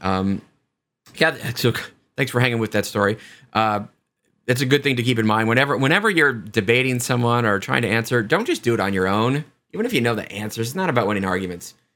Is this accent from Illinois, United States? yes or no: no; Lansing, Kansas, United States; Little Angel Falls in my hometown of Lansing